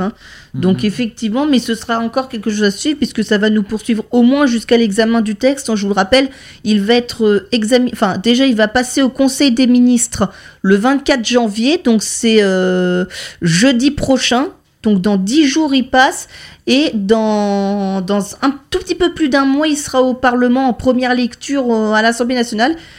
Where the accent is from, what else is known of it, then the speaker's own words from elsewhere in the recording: Lannion, Brittany, France; chez nous à Lannion